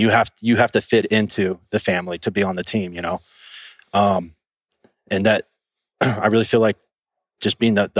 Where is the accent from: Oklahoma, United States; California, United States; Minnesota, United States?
California, United States; Santa Clarita; I grew up in California, actually. I grew up in Southern California, Canyon Country, Valencia area